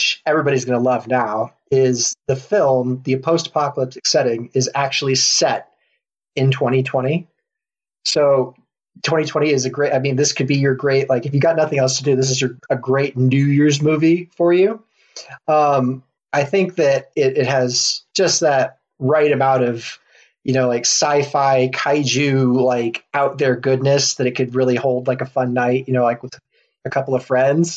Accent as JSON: {"language": "English", "country": "United States", "said": "I'm an American."}